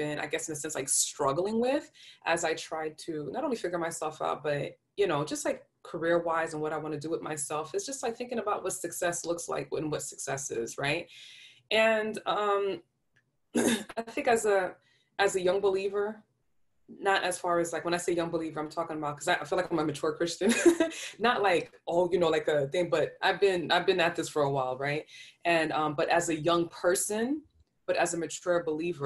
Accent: New York, United States; I'm from New York. I talk really fast

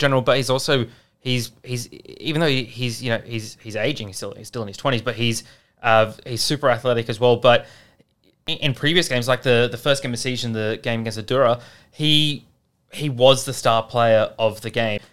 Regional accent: Australia; as an Australian

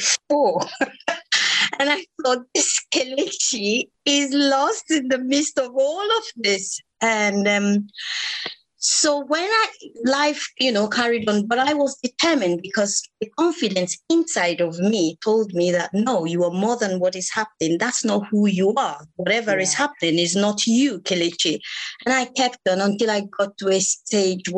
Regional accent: Nigeria; moved away as an adult; now in United Kingdom; I was born in Nigeria, grew up in Nigeria. I actually came into this country 15 years ago.

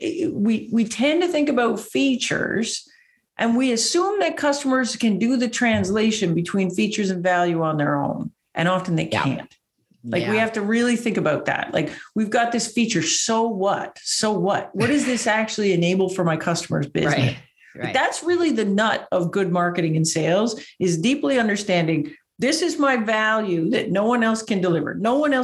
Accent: Canada; accent: Canadian; my Canadian accent

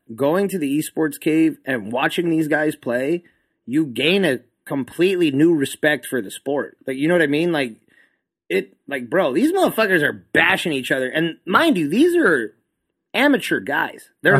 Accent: El Paso, Texas, United States; I'm from El Paso, so we are always inhaling dirt.

